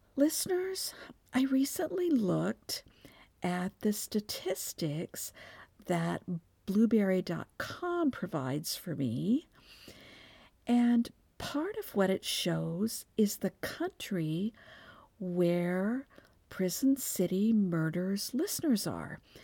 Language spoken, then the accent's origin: English; Texas, United States; I'm from Texas, where football is the state religion